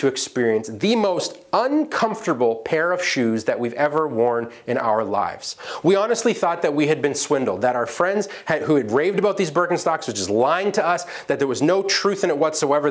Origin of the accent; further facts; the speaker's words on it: England, United Kingdom; accent: English; my English accent